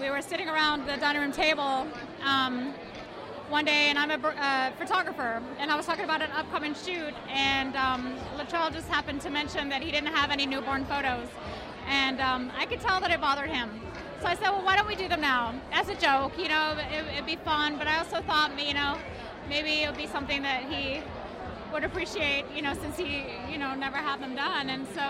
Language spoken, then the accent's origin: English; Crestview, Florida, United States; We're actually from Crestview, Florida.